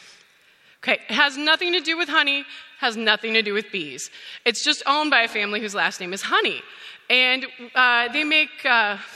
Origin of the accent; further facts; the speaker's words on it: Saskatchewan, Canada; moved away as an adult; I grew up on a grain farm